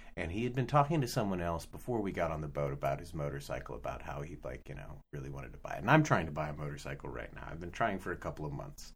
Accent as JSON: {"language": "English", "country": "United States", "said": "as an American"}